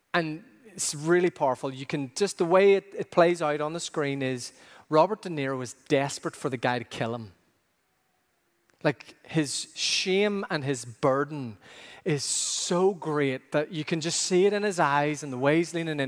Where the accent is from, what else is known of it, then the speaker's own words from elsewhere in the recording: Ireland; growing up in Ireland